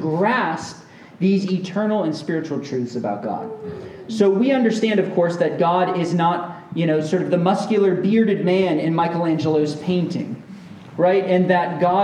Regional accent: Central Florida, United States; we grew up together in Central Florida

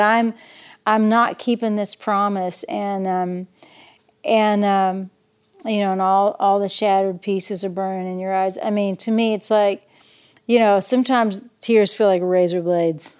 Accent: East Tennessee, United States; also born or lived in Knoxville, Tennessee / Nashville, Tennessee; I grew up in East Tennessee

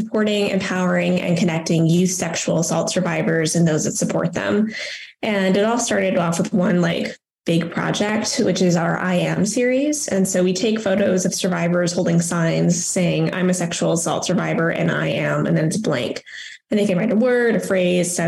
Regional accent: Las Cruces, New Mexico, United States; I'm from Las Cruces, New Mexico.

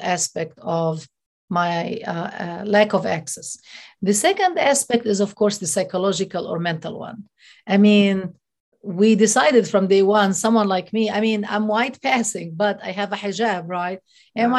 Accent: Hebron, West Bank, Palestine; I'm from Al Khalil or Hebron.

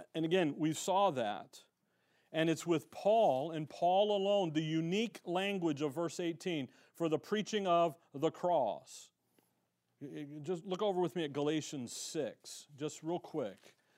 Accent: Chicago, Illinois, United States; now in Tempe, United States; growing up in Chicago, I went to a private, uh, a, a private school

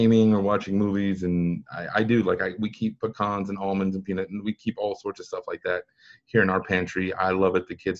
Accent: West Texas, United States; I'm from West Texas

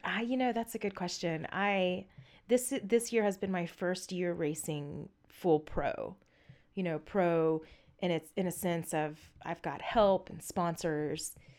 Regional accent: Southeast Texas, United States; I grew up in the South. I'm from Southeast Texas.

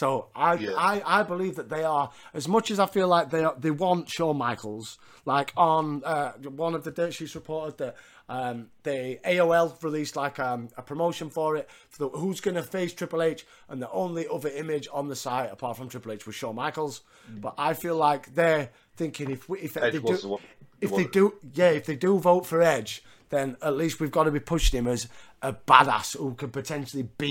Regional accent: Yorkshire and the Humber, United Kingdom; I'm a Yorkshireman

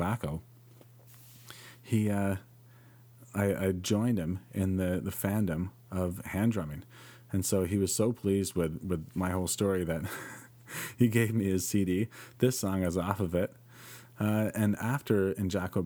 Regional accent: Penetanguishene, Ontario, Canada; I grew up in Penetanguishene in the French public system

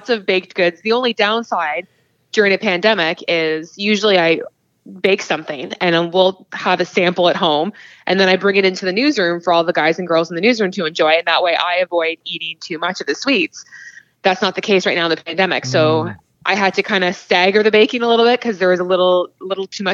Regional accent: Cambridge, Ontario, Canada; I'm actually from Cambridge, so about an hour west of Toronto

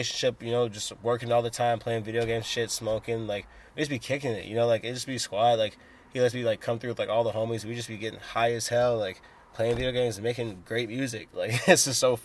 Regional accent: Chicago, Illinois, United States; I'm from Chicago

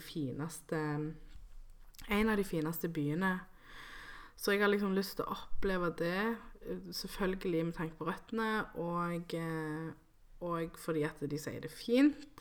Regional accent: Colombia; also born or lived in Santa Marta (family roots); now in Norway; jeg er jo fra Colombia, og så har jeg um, røtter i Karibien

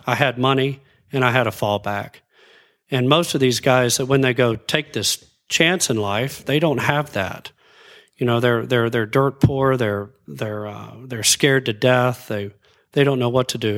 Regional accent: Abilene, Texas, United States; also born or lived in Dallas, Texas; I grew up in West Texas. I was born in Dallas, but grew up in Abilene, moved back to Dallas in, uh, in high school, hi, freshman year, Highland Park

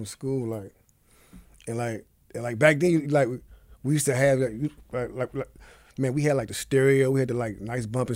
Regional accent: Cleveland, Ohio, United States; was born and raised in Cleveland, Ohio

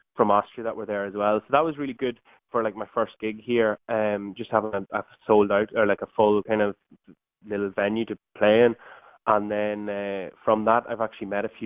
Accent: Tyholland, County Monaghan, Ireland; moved away as an adult; also born or lived in Dublin, Ireland; now in Germany; Yeah, originally from Monaghan

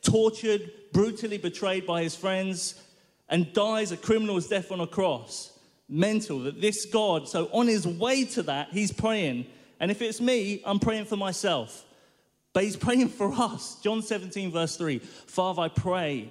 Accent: London, United Kingdom; I grew up in North London, lovely little neighborhood that is

